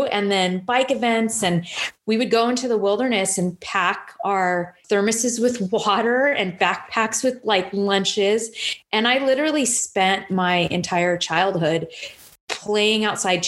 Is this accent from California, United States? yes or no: yes; Temecula, California, United States; I grew up out in Temecula.